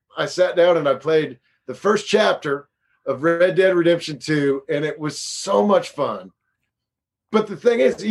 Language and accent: English; Indiana, United States; also born or lived in Los Angeles, United States / Chicago, United States; I grew up here, and I went to college in Indiana